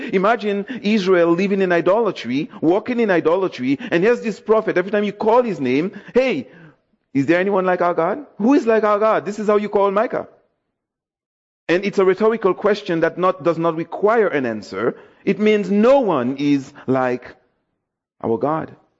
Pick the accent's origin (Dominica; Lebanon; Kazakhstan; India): Dominica; now in Toronto, Canada; I'm from Dominica, West Indies, so Yes, my island was represented